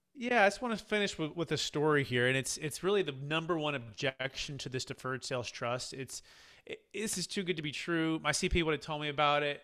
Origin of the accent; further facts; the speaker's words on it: Bay Area, California, United States; growing up in the Bay Area with my dad